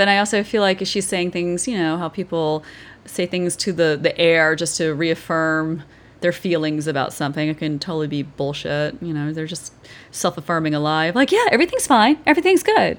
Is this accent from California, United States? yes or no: no; Georgia, United States; moved away; I grew up in Georgia